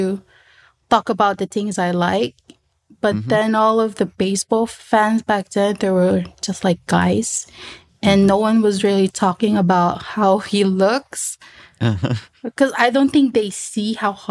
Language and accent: English; Philippines; English is a second language; I was from the Philippines. And I don't really type in my language